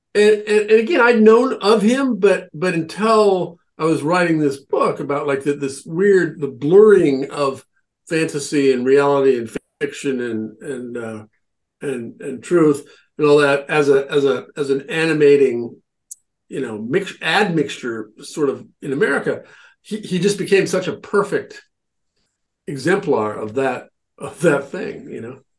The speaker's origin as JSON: {"language": "English", "region": "Nebraska", "country": "United States", "tie": "born or raised there", "moved": "yes", "lives_now": "Cornwall, Connecticut, United States", "said": "where I grew up in Nebraska"}